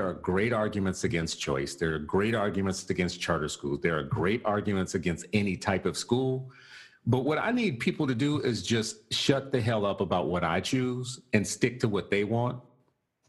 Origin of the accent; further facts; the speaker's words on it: Berkeley, California, United States; I went to Berkeley High School